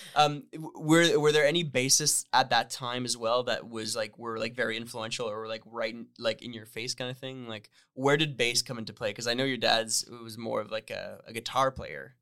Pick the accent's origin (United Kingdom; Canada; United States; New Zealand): Canada; Northern Ontario; moved away as an adult; now in Toronto, Canada; I grew up in Northern Ontario.